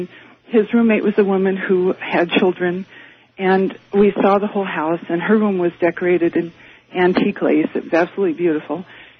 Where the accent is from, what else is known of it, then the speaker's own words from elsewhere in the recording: Portland, Oregon, United States; now in Eugene, United States; I'm from Eugene, Oregon.